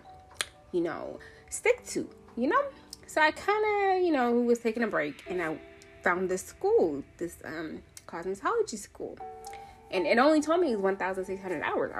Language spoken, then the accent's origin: English; Seattle, Washington, United States; also born or lived in Nairobi, Kenya; I'm from Seattle. I was born in Nairobi, Kenya, but I have been in Seattle since I was like 5. So all I know is this rainy state, okay? Seattle, Washington is my home.